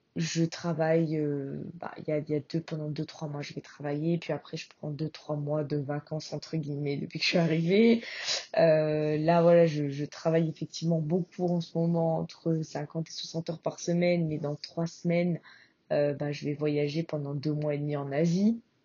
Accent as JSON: {"language": "French", "country": "France", "moved": "as an adult", "lives_now": "Australia", "said": "ça fera déjà un an que je suis partie et j'ai quitté la France"}